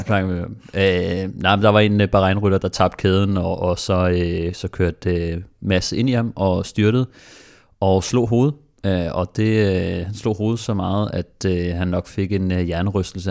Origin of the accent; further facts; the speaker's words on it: Denmark; fordi vi er danskere